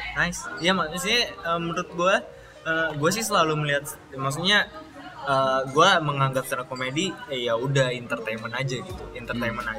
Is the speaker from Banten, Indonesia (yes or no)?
no; Betawi, Jakarta, Indonesia; gua orang Betawi